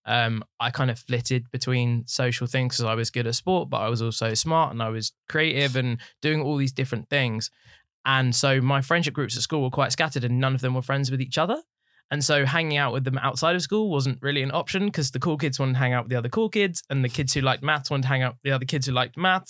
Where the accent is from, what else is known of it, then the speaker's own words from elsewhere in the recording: Watford, East of England, United Kingdom; I was born in Watford. I've lived there my whole life.